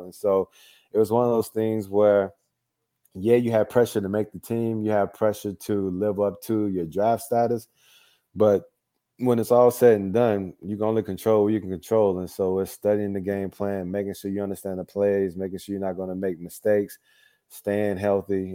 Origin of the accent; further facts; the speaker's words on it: Mississippi, United States; growing up in Mississippi